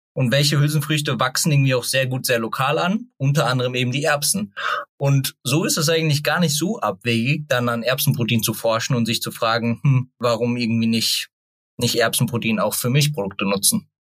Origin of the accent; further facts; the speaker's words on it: Germany; ich bin in der Nähe von Hofheim aufgewachsen